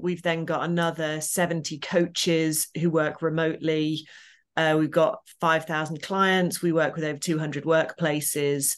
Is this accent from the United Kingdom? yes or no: yes; Midlands, United Kingdom; I grew up in the Midlands in a single parent family.